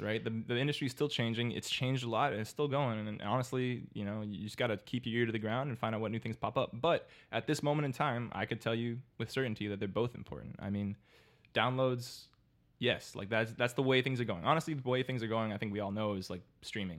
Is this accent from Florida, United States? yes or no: yes; Miami, Florida, United States; I'm born and raised in Miami.